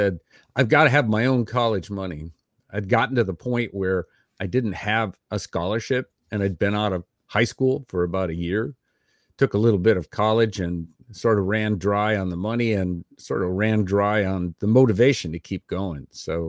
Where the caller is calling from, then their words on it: Austin, Texas, United States; I'm 64 years old. Today is June 21st, 2021. I'm recording from Austin, Texas, and I'm speaking